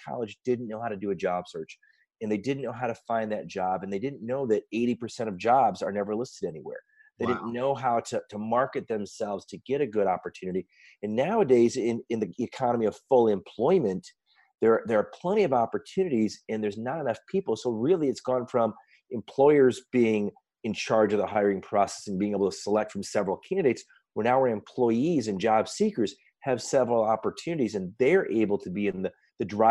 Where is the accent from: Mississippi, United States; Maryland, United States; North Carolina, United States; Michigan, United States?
Michigan, United States; Detroit; I'm from Detroit